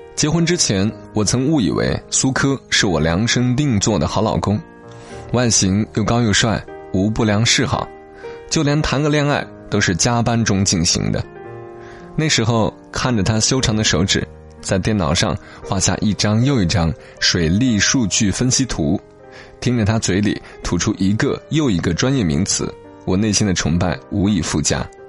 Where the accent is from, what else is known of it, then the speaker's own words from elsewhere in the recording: Hunan, China; 作者就叫刘小念，是我们湖南这边的一个写手。